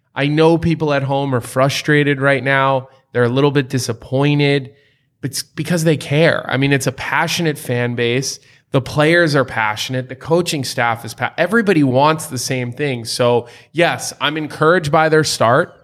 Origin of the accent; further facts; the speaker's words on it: United States; being an American player